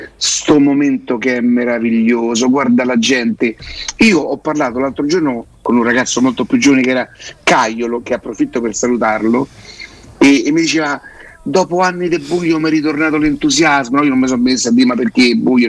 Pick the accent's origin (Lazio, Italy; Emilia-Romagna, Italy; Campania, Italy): Lazio, Italy; Rome; io so da Roma